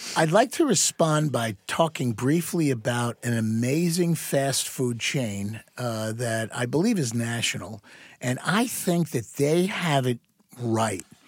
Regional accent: Long Island, New York, United States; moved away; I grew up back on Long Island, back in the sixties and seventies, in the suburbs

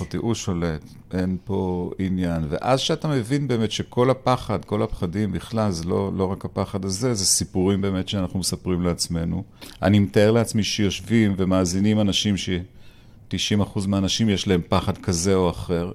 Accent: Tel Aviv, Tel Aviv District, Israel; אני בכלל גדלתי בשכונה כזו של כל מיני אה, רמטכ"לים וכל מיני אה, אנשי מוסד באפקה

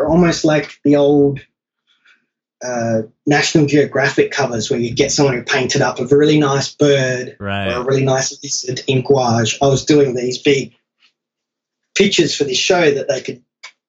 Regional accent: United States; born there; thank God I was born in America because I can go there and get work eventually.

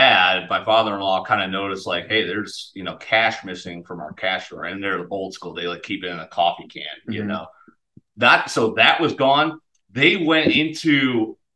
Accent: Connecticut, United States; We had cleaning ladies growing up in Connecticut

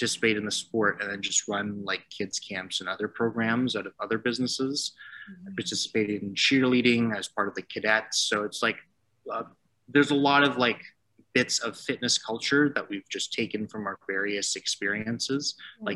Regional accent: Toronto, Ontario, Canada; also born or lived in Waterloo; I grew up in Toronto originally, and I came out to Waterloo for school

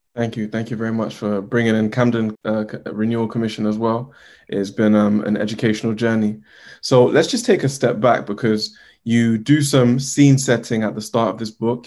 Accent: Uganda; I'm from Uganda

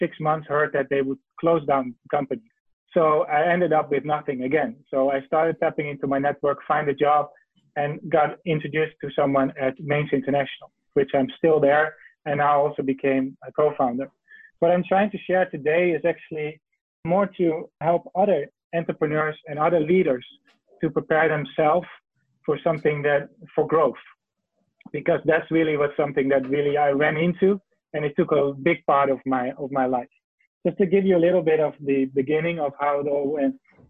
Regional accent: Netherlands; now in China; I'm from the Netherlands originally.

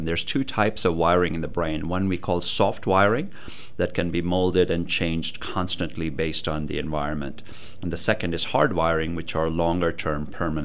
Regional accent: Chennai, Tamil Nadu, India; moved away as an adult; now in United States; I grew up in South India

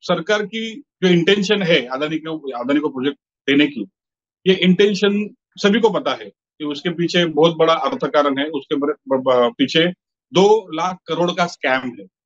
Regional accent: Mumbai, Maharashtra, India; मेरा जन्म धारावी में हुआ मैं बड़ा धारावी में हुआ यहाँ पे मेरी जिंदगी जी रहा हूँ धारावी में

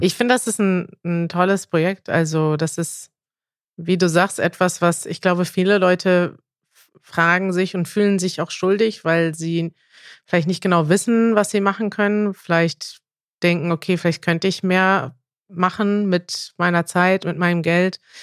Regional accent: Germany; als Deutsche

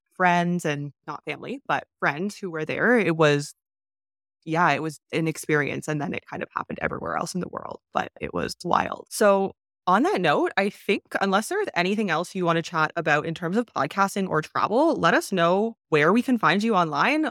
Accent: Canada; moved away; also born or lived in China; I'm actually from Canada

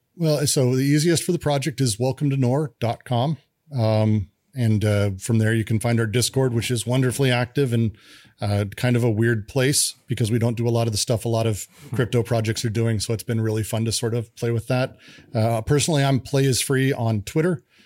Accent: Denver, Colorado, United States; I grew up in Denver.

